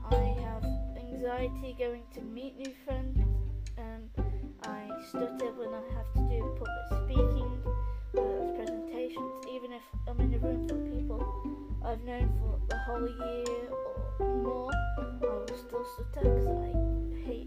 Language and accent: English; West Midlands, United Kingdom; I am 22. I am from the West Midlands in the UK.